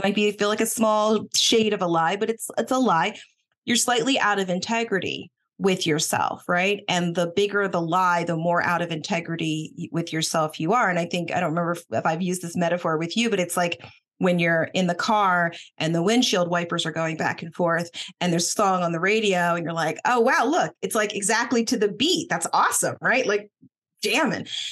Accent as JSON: {"language": "English", "town": "Boston", "region": "Massachusetts", "country": "United States", "tie": "born or raised there", "said": "I was born in Boston"}